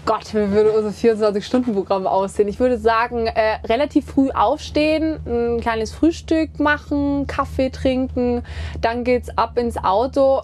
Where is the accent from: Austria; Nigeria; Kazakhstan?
Austria; Kitzbühel, Tyrol; moved away as an adult; also born or lived in St. Johann in Tirol; now in Germany; Gerade Kitzbühel, da bin ich groß geworden. Ich bin hier zur Schule gegangen in St. Johann, bin hier aufgewachsen